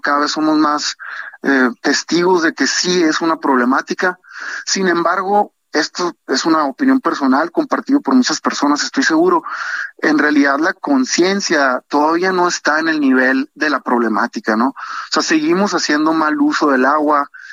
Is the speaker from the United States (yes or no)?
no; Sonora, Mexico; yo soy de Sonora